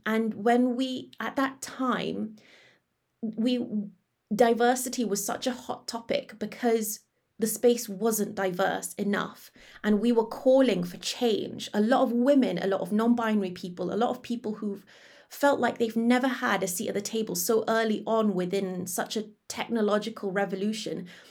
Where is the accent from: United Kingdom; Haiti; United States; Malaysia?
Malaysia; moved away; back in my home country in Malaysia